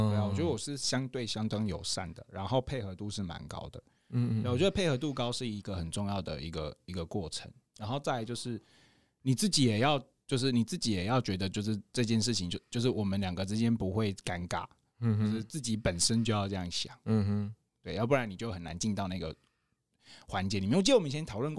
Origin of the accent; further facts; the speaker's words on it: Taitung, Taitung County, Taiwan; 小时候小时候在台东长大